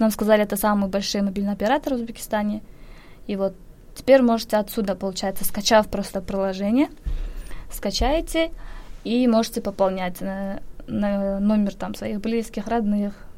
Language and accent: Russian; Kyrgyzstan; moved away as an adult; also born or lived in Daejeon, South Korea; now in Seoul, South Korea; Я из Кыргызстана.